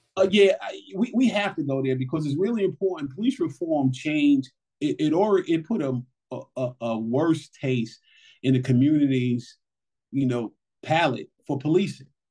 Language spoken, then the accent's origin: English; New York City, New York, United States; individuals like myself from New York City. You know, I grew up in Brooklyn